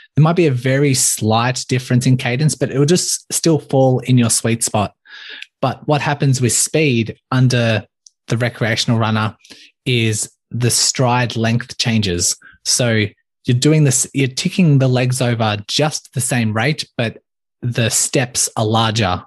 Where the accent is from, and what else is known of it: Melbourne, Victoria, Australia; born or raised there